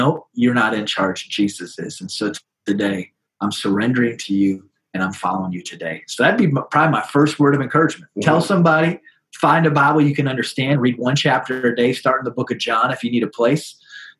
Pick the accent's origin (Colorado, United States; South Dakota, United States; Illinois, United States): South Dakota, United States; also born or lived in Sioux Falls, South Dakota; I am born and raised in South Dakota, lived here my whole life with the exception of 3 years when I went to Kentucky to get my master's